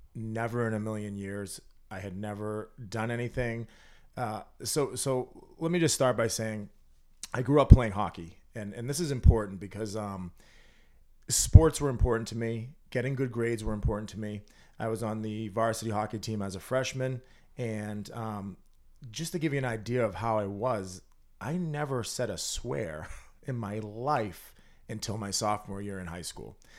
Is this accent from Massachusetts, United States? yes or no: yes; North Andover, Massachusetts, United States; I grew up in North Andover.